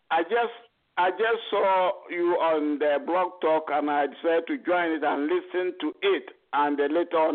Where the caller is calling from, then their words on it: United Kingdom; I'm calling from United Kingdom.